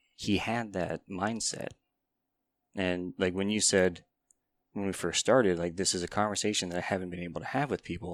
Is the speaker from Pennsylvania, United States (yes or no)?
yes; Kane, Pennsylvania, United States; i lived in place, kane pennsylvania